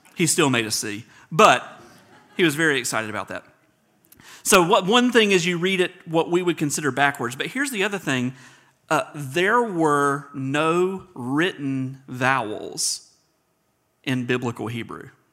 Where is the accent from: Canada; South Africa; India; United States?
United States; South Georgia; I'm a redneck from South Georgia, so I've always pronounced it Potter.